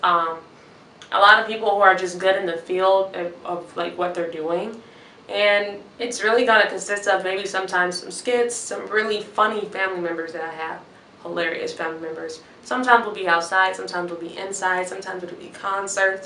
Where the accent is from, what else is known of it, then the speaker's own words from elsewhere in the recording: Chicago, Illinois, United States; I'm from Chicago, Illinois.